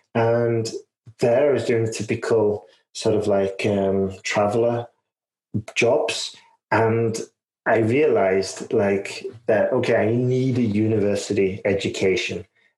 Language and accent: English; Huddersfield, Yorkshire and the Humber, United Kingdom; now in Spain; But yeah, so I was originally from the Huddersfield, and then I've been traveling quite a bit, and I ended up in Spain because of Erasmus